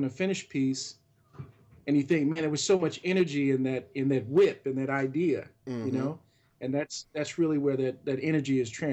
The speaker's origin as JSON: {"language": "English", "town": "Louisville", "region": "Kentucky", "country": "United States", "tie": "born or raised there", "said": "I grew up in Louisville, and I was an only child"}